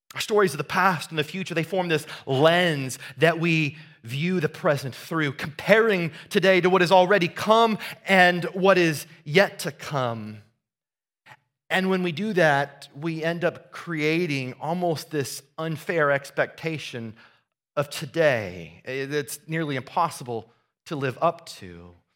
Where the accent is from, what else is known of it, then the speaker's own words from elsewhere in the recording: Southeast Iowa, United States; moved away; we went back to the farm that I grew up on in Southeast Iowa